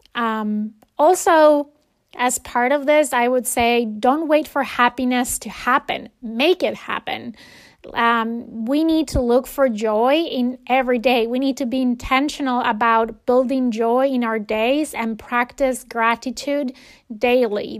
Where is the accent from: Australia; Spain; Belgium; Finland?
Spain; moved away; when I was growing up in Spain